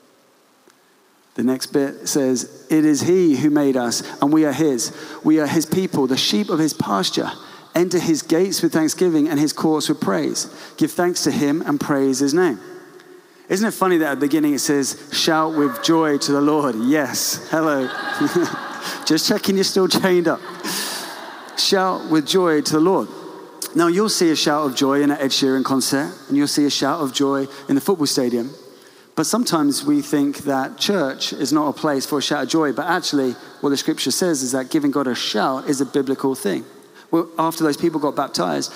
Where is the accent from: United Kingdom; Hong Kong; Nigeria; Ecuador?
United Kingdom; England; we are reserved English people